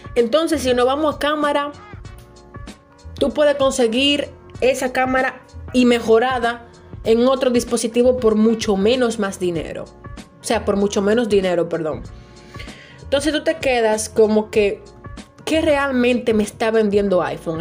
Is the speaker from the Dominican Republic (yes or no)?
yes; Dominican Republic; noticias y cosas de República Dominicana que en mi país